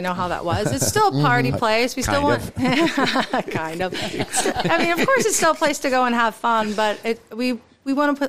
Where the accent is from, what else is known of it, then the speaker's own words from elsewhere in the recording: Fairview, Pennsylvania, United States; I was in the county, Fairview, Pennsylvania.